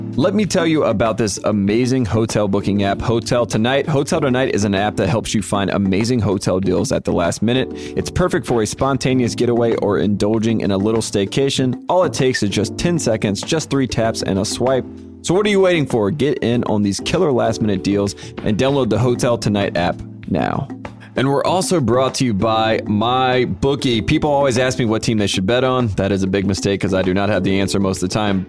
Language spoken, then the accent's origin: English; North Carolina, United States; now in Los Angeles, United States; I'm from North Carolina